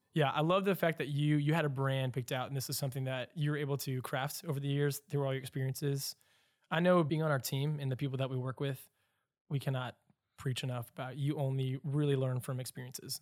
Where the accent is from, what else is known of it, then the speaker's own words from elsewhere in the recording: Louisville, Kentucky, United States; Louisville, where I'm from